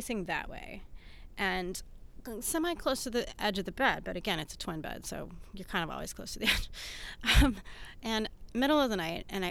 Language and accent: English; Houston, Texas, United States; also born or lived in Atlanta; I'm from Houston